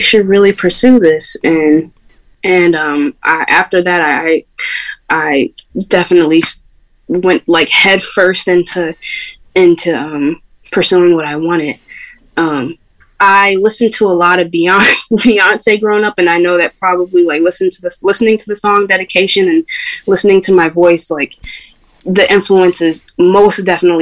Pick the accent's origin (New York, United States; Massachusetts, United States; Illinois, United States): New York, United States; Syracuse; growing up in Syracuse, New York, and growing up in New York in general